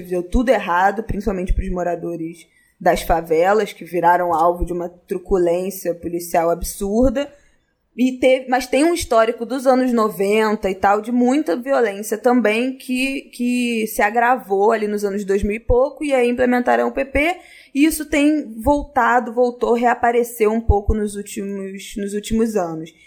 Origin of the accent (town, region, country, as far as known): Rio de Janeiro, Brazil